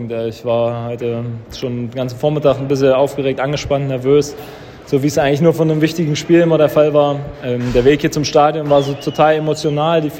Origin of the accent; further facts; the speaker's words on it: Dortmund, North Rhine-Westphalia, Germany; now in Dresden, Germany; Also ich bin ja in Dortmund aufgewachsen, aber so muss ich schon sagen, hier habe ich schon sehr, sehr viele Freunde auch drumherum.